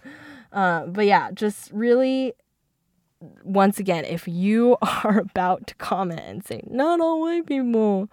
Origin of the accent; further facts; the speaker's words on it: Seattle, Washington, United States; first language Mandarin; English is a second language; I'm from Seattle